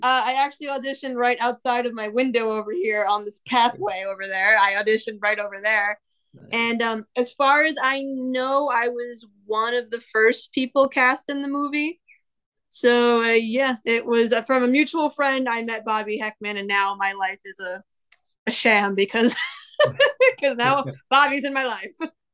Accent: Long Island, New York, United States; accent: Long Island; I am from Long Island

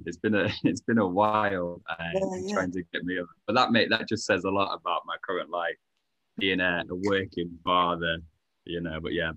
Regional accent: Sheffield, Yorkshire and the Humber, United Kingdom; I lived in Sheffield my whole life. I don't know how, because I've always, like, been into travelling, but just somehow, yeah, ended up here my whole life. I love Sheffield. Sheffield is a blessed city. Just got one too many hills, though.

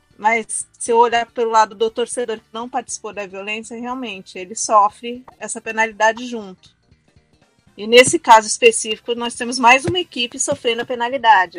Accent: Brazil; eu sou brasileiro

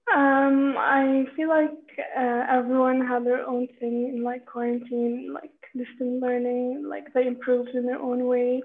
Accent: Amman, Amman Governorate, Jordan; I'm from Amman, Jordan

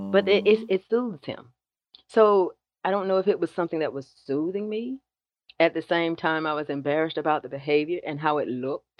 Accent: South Georgia, United States; growing up in the South

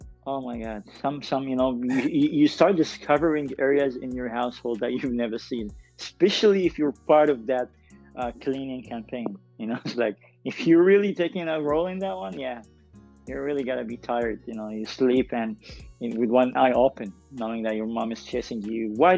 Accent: Sudan; But honestly, and I'm not saying that because I'm Sudanese, this is a thing that I didn't see much.

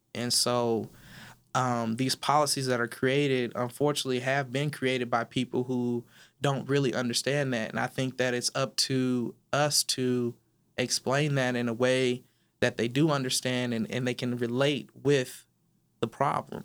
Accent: Inland Empire, California, United States; moved away as an adult; now in Dallas, United States; I was raised in California

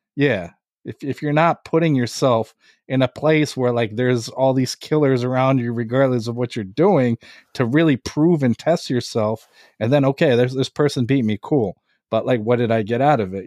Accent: Lviv, Lviv Oblast, Ukraine; now in United States; I'm from Lviv, Ukraine. I was born there, and then I immigrated here.

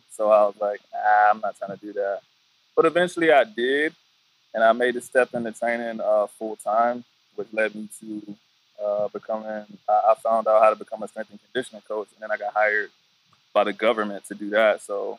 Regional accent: Killeen, Texas, United States; I'm from Killeen, Texas. I don't know if you know where Killeen is, but it's like Fort Hood.

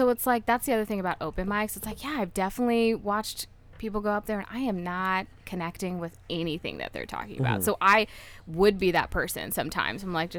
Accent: Dallas, Texas, United States; moved away as an adult; also born or lived in New York; now in Chicago, United States; I was born in New York. Okay. And then my family and I moved to Dallas when I was like a toddler. And okay. Then I just moved to Chicago like 6 months ago.

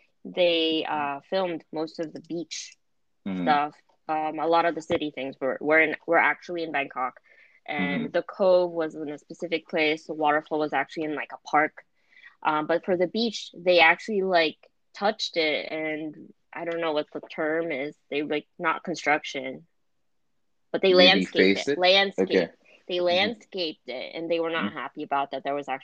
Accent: Philippines; And we're from the Philippines. We just came from the Philippines.

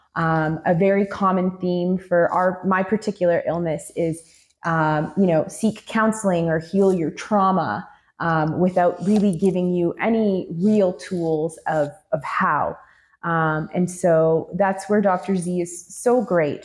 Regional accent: Canada; I'm a Canadian and so I had exhausted all of the options in the Canadian healthcare system

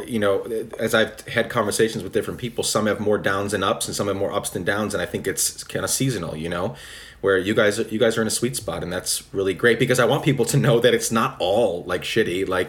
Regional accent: Guatemala; also born or lived in United States; I grew up in Guatemala, so I was born in America. But I always say, whenever people ask me, you know, what I am, who I am, I tell them Guatemalan

